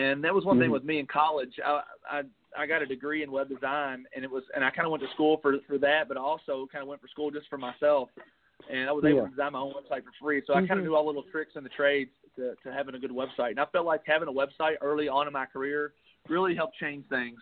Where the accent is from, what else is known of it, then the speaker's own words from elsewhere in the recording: Taylorsville, Kentucky, United States; moved away as an adult; now in Nashville, United States; being from Taylorsville, Louisville is about a half hour from my hometown. I grew up watching the Kentucky Derby